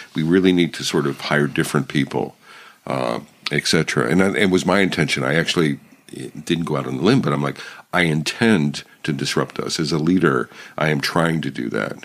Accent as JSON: {"language": "English", "region": "Pennsylvania", "country": "United States", "tie": "born or raised there", "said": "I grew up in Pennsylvania"}